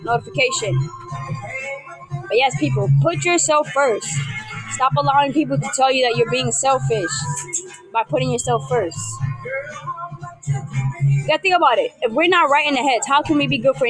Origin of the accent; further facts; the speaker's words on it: New York City, New York, United States; I am from New York. I am from the BX, the Bronx